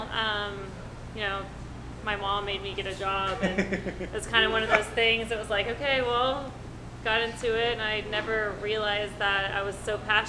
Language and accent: English; Lafayette, Louisiana, United States; also born or lived in Baton Rouge, Louisiana / San Diego, California; now in Houston, United States; I was raised in Lafayette, but I've been in Houston for 20 years